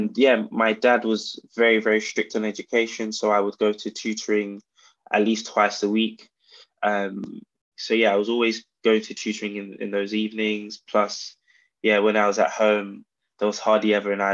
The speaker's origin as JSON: {"language": "English", "region": "London", "country": "United Kingdom", "tie": "born or raised there", "said": "I was born in South London, born and raised in Camberwell, predominantly between Camberwell and Peckham"}